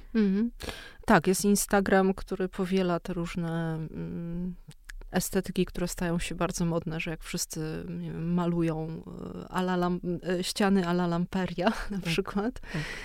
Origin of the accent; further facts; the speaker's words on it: Kraków, Lesser Poland, Poland; jestem z Krakowa i się wychowałam w Krakowie